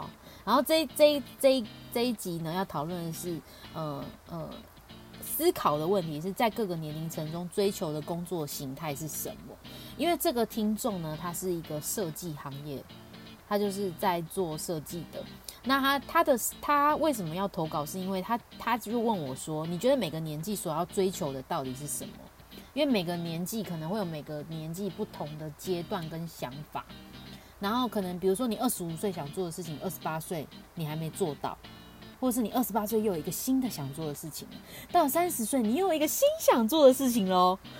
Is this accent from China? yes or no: no; Paris, Île-de-France, France; 而且这里这次就是还是在巴黎哦，我的家乡，